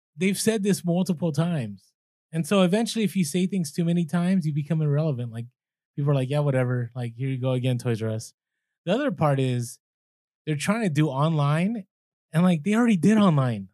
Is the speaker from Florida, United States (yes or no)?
no; San Francisco, California, United States; I grew up in San Fran